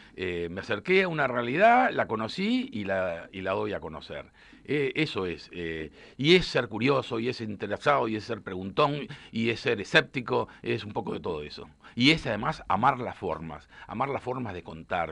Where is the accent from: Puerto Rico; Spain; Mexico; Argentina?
Argentina; como periodista, como argentino